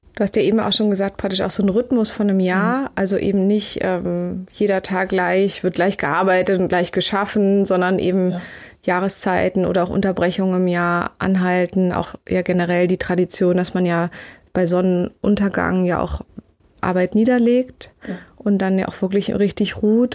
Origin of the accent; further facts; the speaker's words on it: Berlin, Germany; ich bin in Grunewald groß geworden, direkt am, am S-Bahnhof